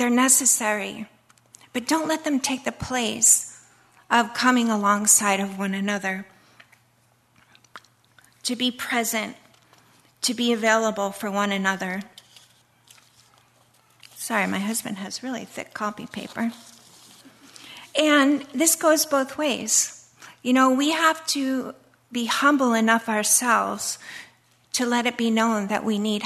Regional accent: United States; moved away as an adult; I'm an American

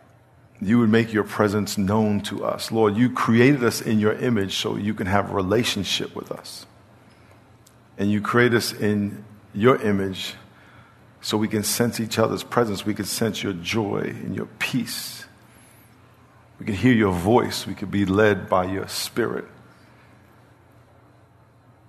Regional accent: New York, United States; now in San Diego, United States; I'm from New York

